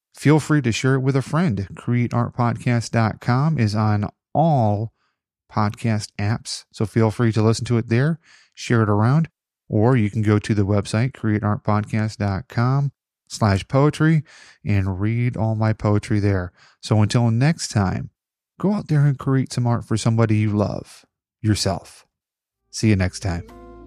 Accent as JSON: {"language": "English", "region": "Illinois", "country": "United States", "said": "I'm from Illinois"}